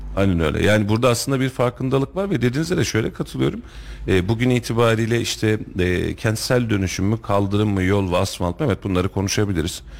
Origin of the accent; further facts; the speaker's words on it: Kuşçu, Kayseri Province, Turkey; Kuşçu benim köyüm